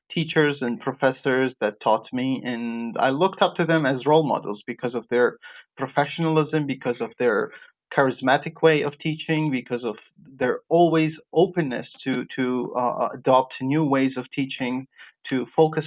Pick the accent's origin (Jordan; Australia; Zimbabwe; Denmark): Jordan; moved away as an adult; also born or lived in Iraq / Georgia; I was born in Iraq. And during my childhood, my parents just moved to Jordan. That's where I was raised.